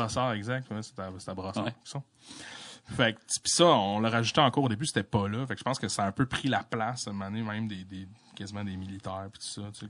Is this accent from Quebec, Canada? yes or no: yes; La Malbaie, Quebec, Canada; je suis né à la Malbaie